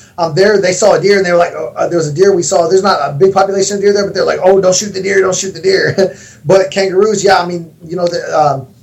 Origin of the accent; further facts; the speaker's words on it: Texas, United States; I grew up in Texas. You know, I'm from Texas, grew up hunting and fishing